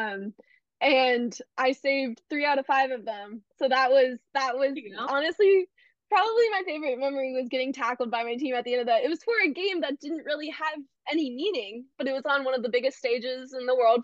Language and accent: English; Bay Area, California, United States; I am from the Bay Area